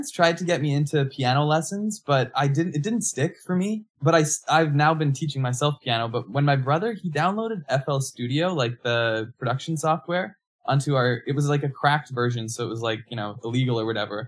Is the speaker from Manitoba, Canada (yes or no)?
yes; Manitoba, Canada; now in Hamilton, Canada; I grew up in Manitoba, moved to Hamilton in 2011, and I've been doing music from here, based here